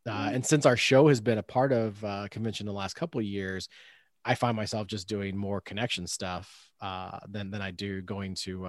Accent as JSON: {"language": "English", "region": "Indiana", "country": "United States", "said": "I'm from Indiana."}